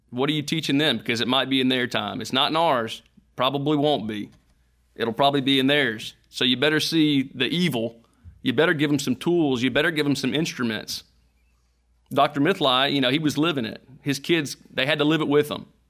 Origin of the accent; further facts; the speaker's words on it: United States; being an American, being a Christian in America